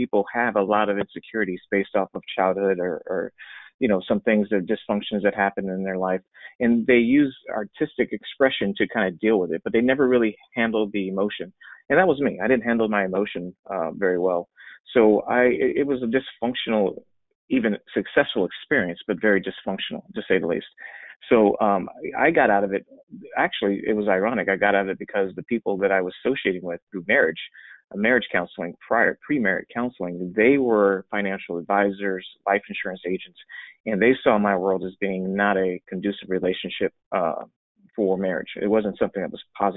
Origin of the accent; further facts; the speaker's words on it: Los Angeles, California, United States; I grew up in Los Angeles, California, in the heart of entertainment